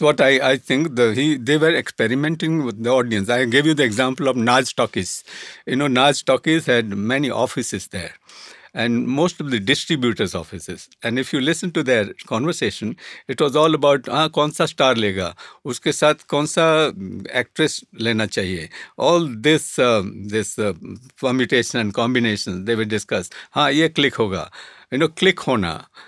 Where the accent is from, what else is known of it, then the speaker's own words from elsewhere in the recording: Kutch, Gujarat, India; I come from Kutch